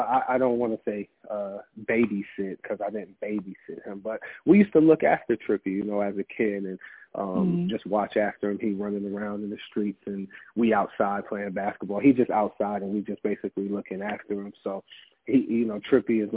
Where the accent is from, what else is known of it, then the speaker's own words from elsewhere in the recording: Massillon, Ohio, United States; also born or lived in Canton, Ohio; we grew up in Massillon, Canton, Ohio